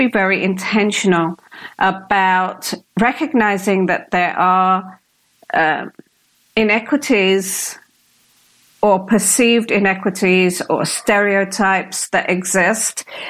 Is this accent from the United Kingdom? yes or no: yes; United Kingdom; accent: British; You're going to expect the Indian accent because I am of Indian origin. And so when I come out with this British accent